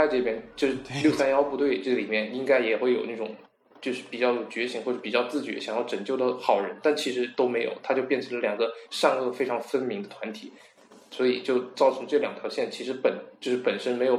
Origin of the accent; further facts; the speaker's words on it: South Korea; Chinese is a second language; 导演是在把西方的东西往往上面套，因为正常来讲，我们韩国人没有这种习惯